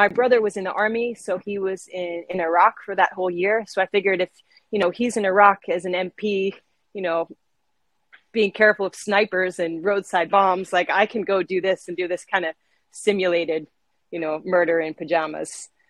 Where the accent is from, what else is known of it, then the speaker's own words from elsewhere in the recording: St. Martin; also born or lived in Boston, United States; I was born in Boston, and I've grown up on the island of St. Martin. So it's a small island in the Caribbean.